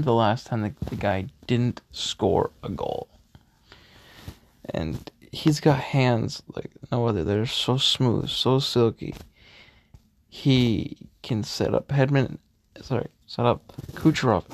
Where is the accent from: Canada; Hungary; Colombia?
Canada; We are Canadian first, Leaf fans second